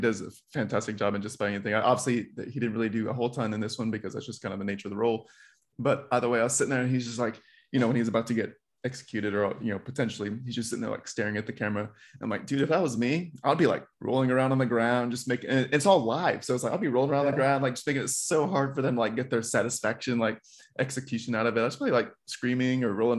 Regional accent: Texas, United States; It's right, my Texan

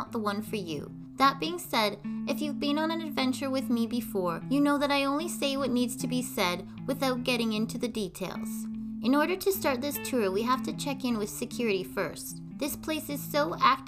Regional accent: Canada; also born or lived in Alberta; I'm Canadian Girl.

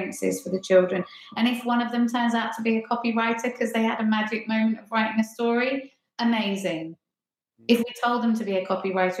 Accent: Ringmer, South East England, United Kingdom; moved away as an adult; now in Hackney, London, United Kingdom; I'm from Ringmer, which is just outside Lewes, kind of the other side of Brighton. Yeah, so down in East Sussex.

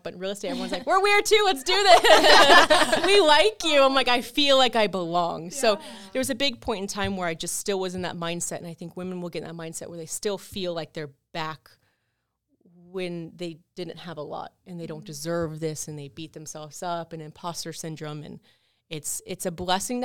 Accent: Brevard County, Florida, United States; moved away as an adult; now in Orlando, United States; I'm from Brevard County

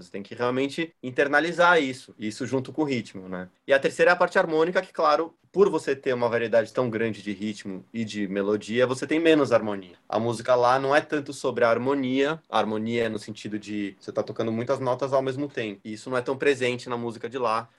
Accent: Brazil; moved away; o Brasil é o lugar lugar onde eu nasci, onde eu me sinto mais conectado

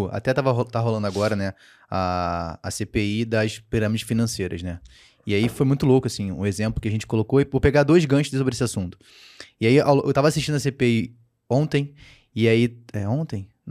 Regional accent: Rio de Janeiro, Brazil; eu, como carioca, né, cara, assim, meu time nunca foi rebaixado.

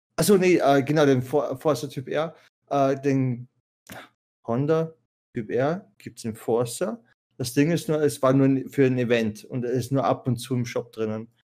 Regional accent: Salzburg area, Austria; ich bin von Mitte Österreich, so Salzburg-Umgebung

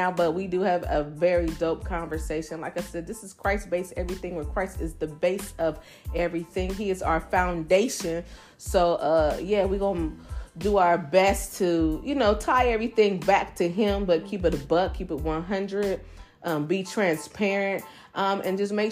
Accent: Ohio, United States; I'm really from Ohio.

